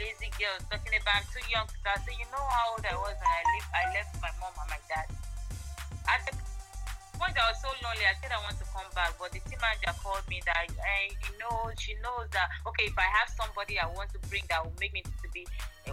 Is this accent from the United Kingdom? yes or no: no; Benue, Nigeria; I'm Tiv. I'm from Benese.